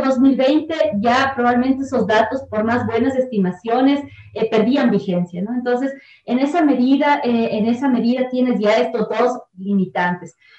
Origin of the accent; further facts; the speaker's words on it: Quito, Pichincha, Ecuador; Yo soy de la parroquia de Nayón, vivo en Quito, o sea, del cantón Quito, y soy de la provincia de Pichincha y además soy del, ecuatoriana